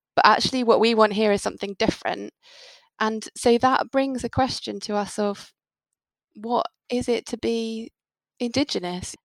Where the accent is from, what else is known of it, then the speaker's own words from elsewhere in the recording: United Kingdom; now in Devon, United Kingdom; As British people